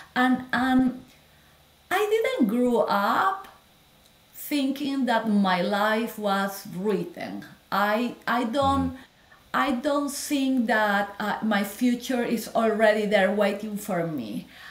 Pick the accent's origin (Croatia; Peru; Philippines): Peru; moved away as an adult; also born or lived in Lima / Miami; now in United States; I am from Peru. I am a Latin girl. I grew oh. up there.